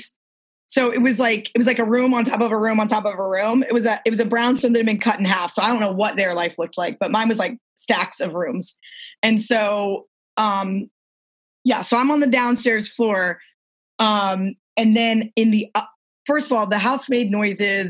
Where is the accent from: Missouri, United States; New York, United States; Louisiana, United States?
Louisiana, United States; New Orleans; I'm from New Orleans.